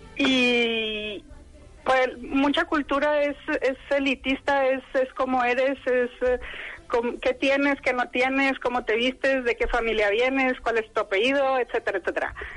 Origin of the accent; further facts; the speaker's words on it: Monterrey, Nuevo León, Mexico; moved away as an adult; also born or lived in Arlon / Fontainebleau / Sherbrooke; now in Belgium; yo soy regia.